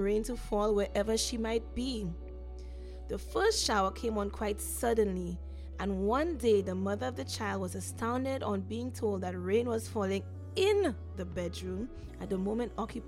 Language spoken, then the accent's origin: English; St. Lucia; I'm from St. Lucia